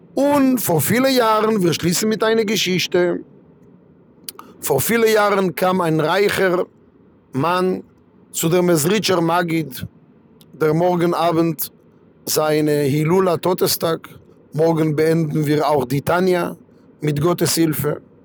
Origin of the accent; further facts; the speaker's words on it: Kiryat Malachi, Southern District, Israel; German is a second language; now in Frankfurt, Germany; ich komme aus Kiryat Malachi, in Israel, nicht weit von Ashdod